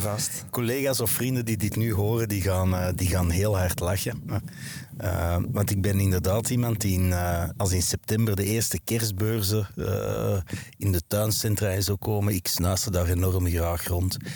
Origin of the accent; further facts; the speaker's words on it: Wilrijk, Flanders, Belgium; ik ben geboren en getogen in Wilrijk